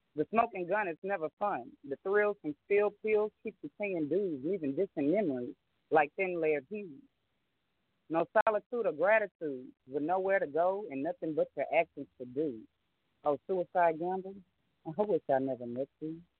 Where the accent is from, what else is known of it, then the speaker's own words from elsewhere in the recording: New Orleans, Louisiana, United States; I am originally from New Orleans, Louisiana.